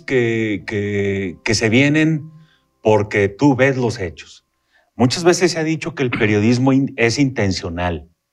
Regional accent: Durango, Mexico; los duranguenses entendamos

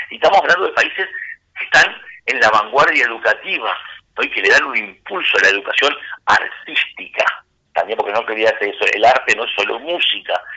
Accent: Castillos, Rocha, Uruguay; En Castillos, mi pueblo, donde yo trabajé muchísimos años

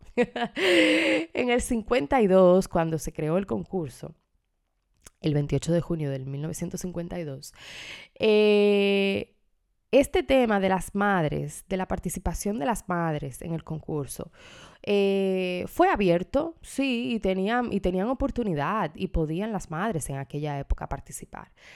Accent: Dominican Republic; en mi país, República Dominicana

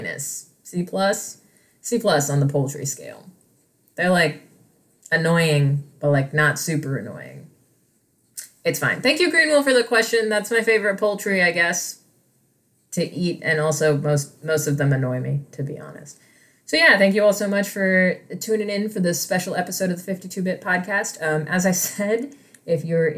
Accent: Midwest, United States; I grew up in the Midwest

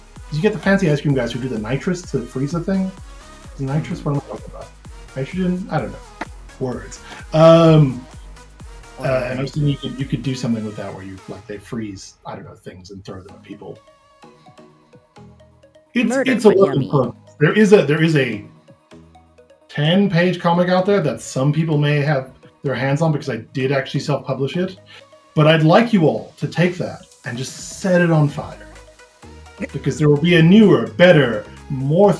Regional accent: South Africa; I'm a South African freelance illustrator.

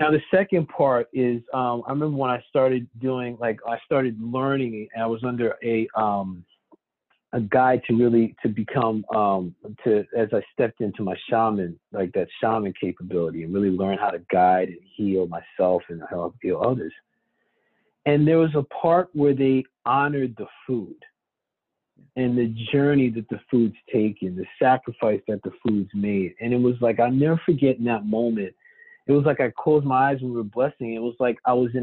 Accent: United States; my parents are from there. I'm American born. My sister and I are born here.

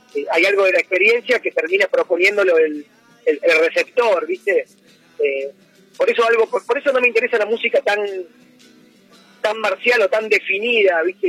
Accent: Buenos Aires, Argentina; yo como porteño, mamé desde chico, ¿viste? es la música que se escuchaba en la casa de mis padres

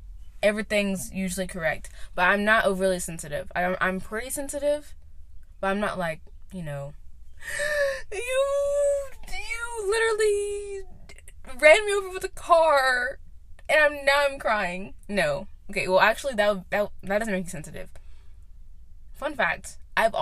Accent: Knoxville, Tennessee, United States; I'm from Knoxville, Tennessee

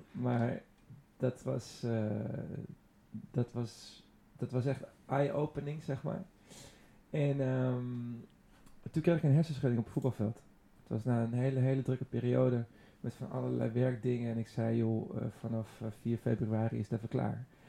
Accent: Hilversum, North Holland, Netherlands; ik ben opgegroeid in Hilversum

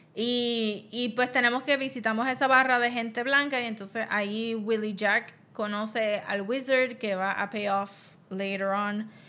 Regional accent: Puerto Rico; nosotros maybe como puertorriqueños

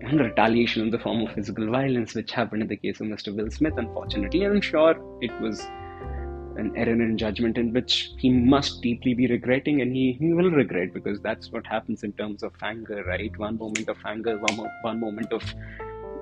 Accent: Delhi, India; I'm from Delhi, and I'm from Delhi.

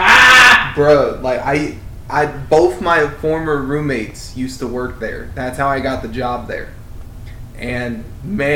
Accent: Newport News, Virginia, United States; moved away; also born or lived in Las Vegas, Nevada; I grew up in Virginia and Vegas

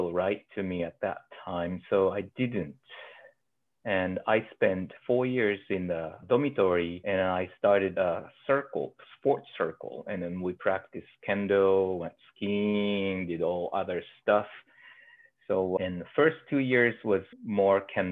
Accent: Inuyama, Aichi, Japan; moved away as an adult; also born or lived in Nagoya, Japan; now in Anchorage, United States; I was born in Nagoya and lived there for 6 years and then moved to Inuyama

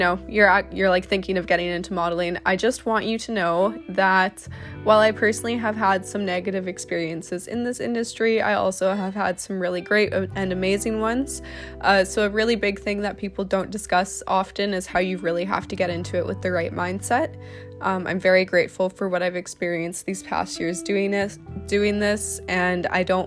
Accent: Canada; I'm a model from Canada.

